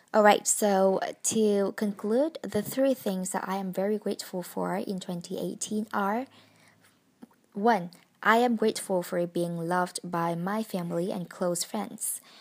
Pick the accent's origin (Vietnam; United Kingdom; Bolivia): Vietnam; English is a second language; moved away as an adult; now in Hanoi, Vietnam; I came back to my hometown to celebrate the holiday with my family five days ago